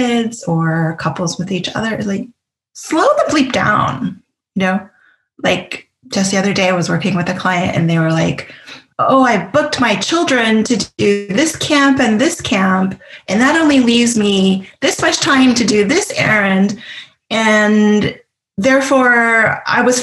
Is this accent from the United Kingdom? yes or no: no; Canada; I'm Canadian